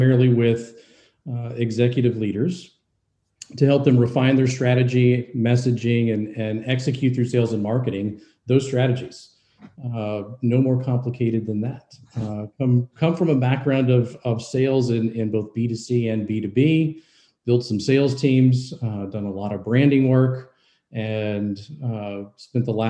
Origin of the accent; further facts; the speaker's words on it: Louisville, Kentucky, United States; moved away; my hometown, Louisville, Kentucky